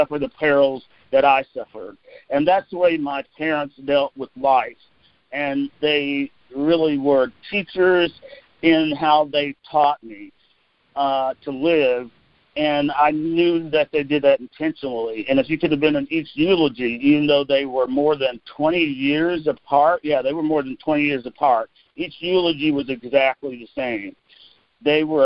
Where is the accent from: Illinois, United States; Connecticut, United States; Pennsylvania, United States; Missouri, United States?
Missouri, United States; Fayette; also born or lived in Washington, D.C. / New York; a Fayesian, I grew up in Fayette, not Fayetteville